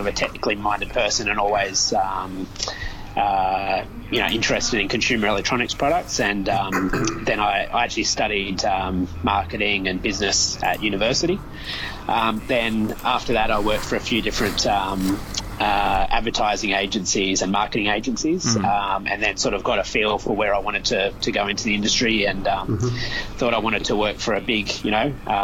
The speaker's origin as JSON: {"language": "English", "town": "Sydney", "region": "New South Wales", "country": "Australia", "tie": "born or raised there", "said": "I'm born and bred in Sydney"}